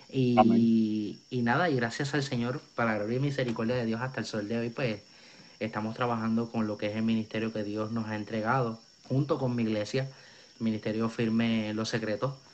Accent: Río Piedras, Puerto Rico; Eh, soy nacido y criado en Puerto Rico. Eh, nací en Río Piedras, tengo la edad de 21 años

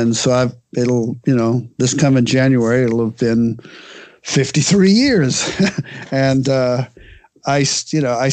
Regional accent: Hallowell, Maine, United States; I grew up in Hollowell, Maine, right near the capital of Augusta.

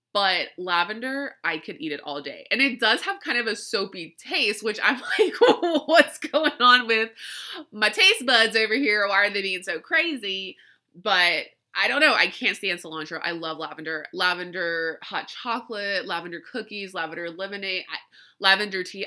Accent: Louisiana, United States; I grew up in Louisiana

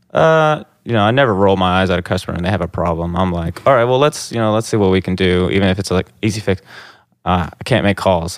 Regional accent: Owensboro, Kentucky, United States; I grew up in Owensboro since I was in kindergarten

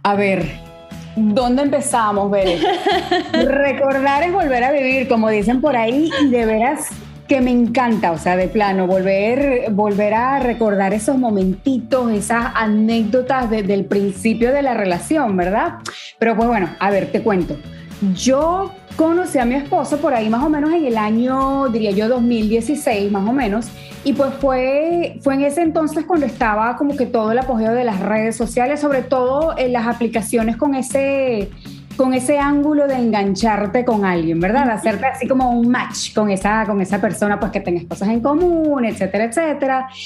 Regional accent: Guayaquil, Guayas, Ecuador; now in New York, United States; Ecuador para el mundo, soy de Guayaquil, soy de la costa y pues eh, trato de visitar lo más que puedo a mi país hermoso.

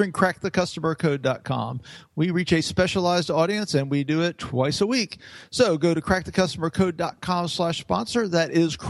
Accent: South Carolina, United States; accent: South Carolina; my South Carolina accent

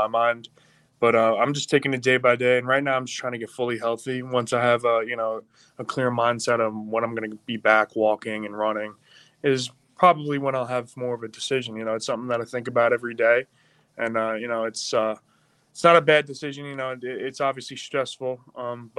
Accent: Long Island, New York, United States; now in Pittsburgh, United States; I'm not from Pittsburgh, you know, I'm from Long Island

